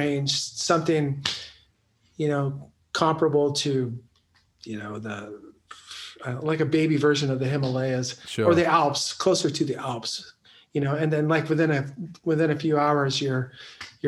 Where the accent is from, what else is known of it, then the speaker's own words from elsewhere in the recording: Central Valley, California, United States; moved away as an adult; I'm about a couple hours inland from San Francisco